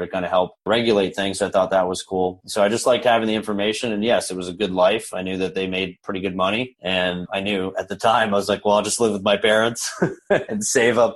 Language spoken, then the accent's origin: English; Orlando, Florida, United States; I was born here in Orlando.